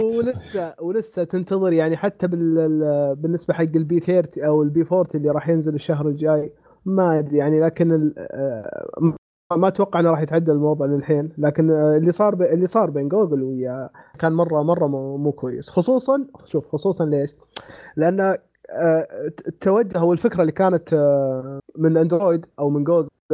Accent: Saudi Arabia; عندنا في السعوديه

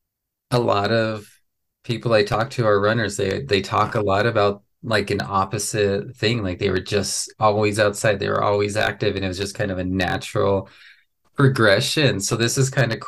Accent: Las Vegas, New Mexico, United States; I grew up in Las Vegas, New Mexico

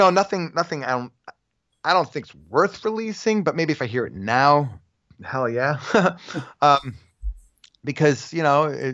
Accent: New York City, New York, United States; moved away as an adult; also born or lived in Los Angeles; I grew up in Park Slope

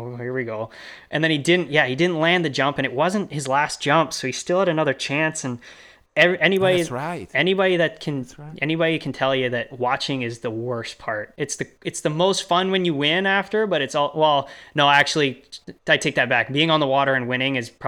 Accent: Canada; also born or lived in Boston; I'm Canadian

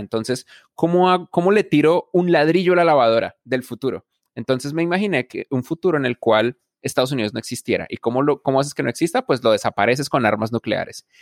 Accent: Bogotá, Colombia; moved away; yo nací en Bogotá, Colombia, yo soy un man de las montañas

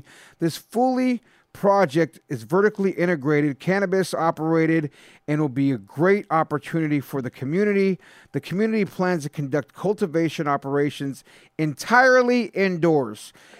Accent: San Jose, California, United States; San Jose, dog born and raised.

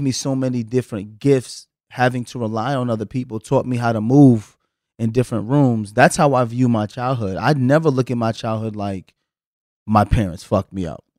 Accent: the South, United States; growing up in the South

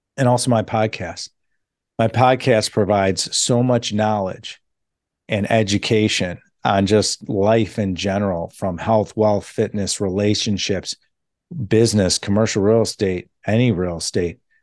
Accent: Chicago, Illinois, United States; I'm from Chicago

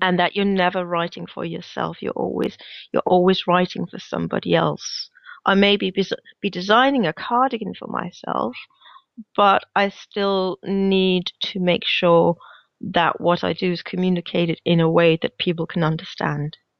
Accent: Denmark; now in Glasgow, United Kingdom; I am based in Glasgow, in Scotland, but I'm originally from Denmark, hence my slightly weird accent.

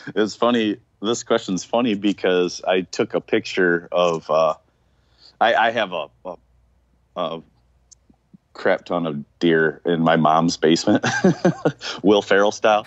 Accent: Michigan, United States; I was from Michigan

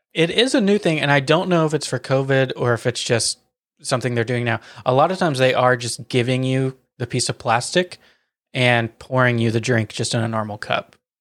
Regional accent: Wilson County, Tennessee, United States; we hail from Wilson County, Tennessee, which is, like, self-proclaimed greatest county fair on the face of the planet.

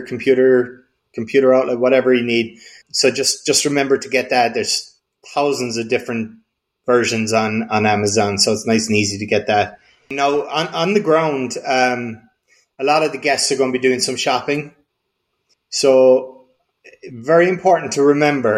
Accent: Kerry, Munster, Ireland; I'm from Kerry

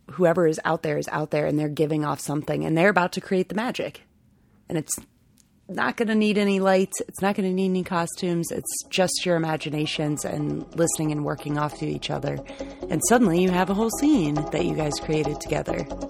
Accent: Ohio, United States; moved away as an adult; also born or lived in Chicago; now in Rhode Island, United States; I am originally from Ohio

